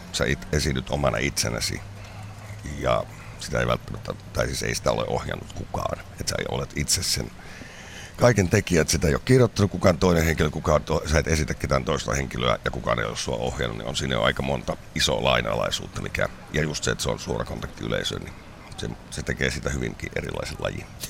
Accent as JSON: {"language": "Finnish", "town": "Kuopio", "region": "North Savo", "country": "Finland", "said": "mä oon sieltä kotoisin Kuopiosta"}